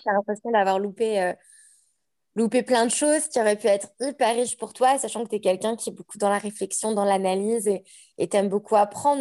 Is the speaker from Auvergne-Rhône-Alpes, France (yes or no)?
yes; Annecy, Auvergne-Rhône-Alpes, France; moved away as an adult; also born or lived in Aix-les-Bains, France; now in Queenstown, New Zealand; je suis née à Annecy, j'ai grandi euh, toute mon enfance sur Annecy.